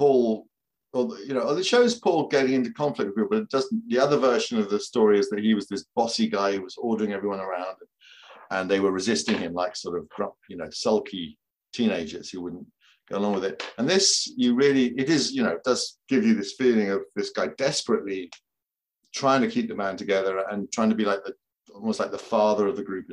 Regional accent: United Kingdom; also born or lived in London; as a British person born in 1963, and I grew up in London until I was about 4 or 5. But even after that, we would come back to London regularly because we lived quite near London.

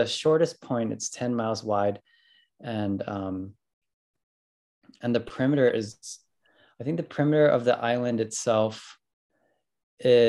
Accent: Oahu, Hawaii, United States; I was born and raised on Oahu, Hawaii

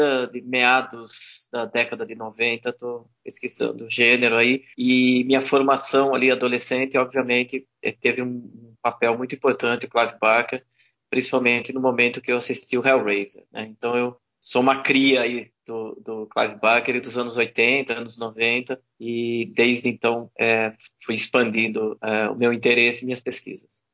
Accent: Brazil; a gente, né, brasileiro

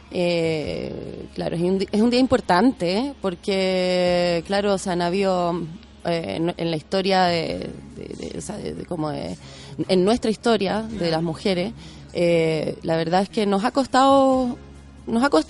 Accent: France; born there; also born or lived in Chile; yo nací en Francia también y teníamos en mi casa como otra

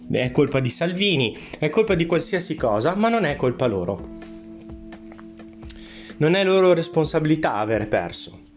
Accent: Trentino-Alto Adige, Italy; Sì, sono un italiano anch'io, ma sono trentino, da, da, eh, che deriva, che viene da una famiglia trentina e quindi noi abbiamo una cultura che è in parte differente eh, rispetto a quella italiana perché siamo stati austro-ungarici

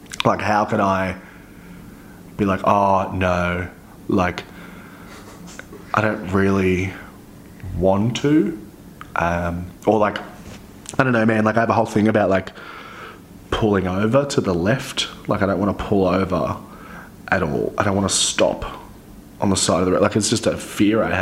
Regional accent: Central Coast, New South Wales, Australia; moved away; I am from the Central Coast. Like, originally

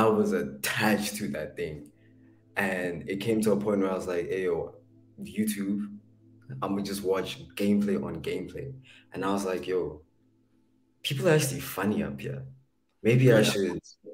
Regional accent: Soweto, Gauteng, South Africa; also born or lived in Springs; I grew up in Soweto

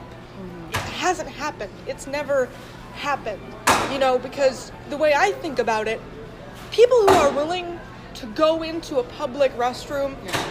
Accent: Delaware, United States; also born or lived in North Carolina; I was born in North Carolina, and I moved to Delaware um, right after I turned six

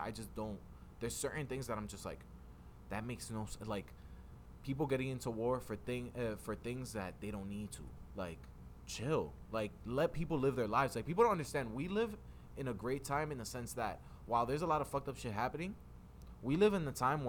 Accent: United States; born here

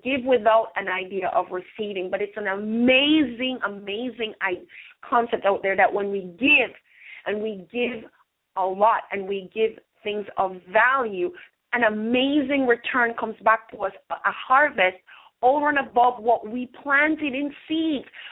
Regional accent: Jamaica; now in United States; we're from Jamaica

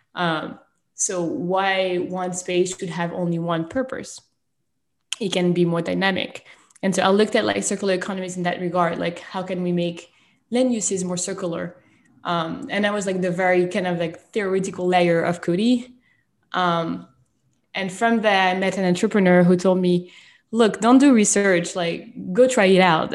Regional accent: France; moved away; I was born and raised in France

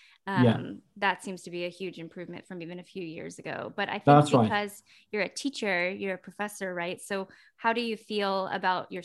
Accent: Texas, United States; That's my home state. That's where I'm from.

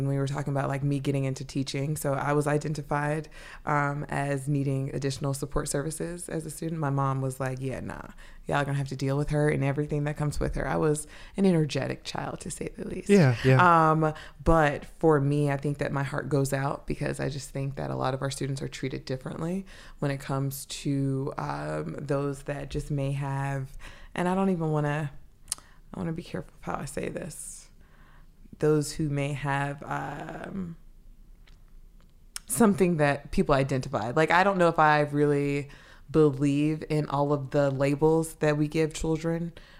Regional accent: Atlanta, Georgia, United States; also born or lived in New York; So Maryland is my ninth state, I believe. And so I born and raised in Atlanta, Georgia. Most of my childhood was spent there, but then moved between there and New York.

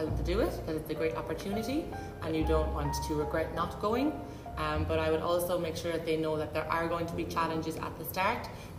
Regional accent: Carlow, Leinster, Ireland; moved away as an adult; now in Dubai, United Arab Emirates; In Ireland as well, in Carlow.

